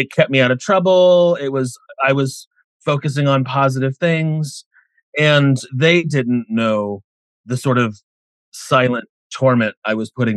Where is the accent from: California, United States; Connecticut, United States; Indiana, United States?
Indiana, United States; moved away as an adult; now in Los Angeles, United States; I grew up in a really small town in Indiana